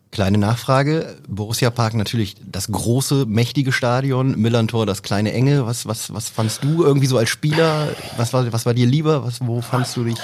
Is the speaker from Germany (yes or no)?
yes; Oldenburg, Lower Saxony, Germany; ich bin Oldenburger